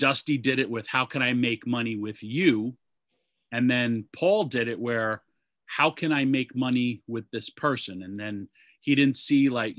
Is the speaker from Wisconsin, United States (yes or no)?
no; Yonkers, New York, United States; I was born in Yonkers, New York